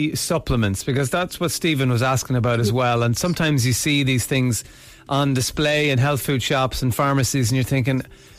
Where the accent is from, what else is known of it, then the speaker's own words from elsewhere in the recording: Ireland; So this is something that we tend to say a lot as Irish people, that we're wrecked.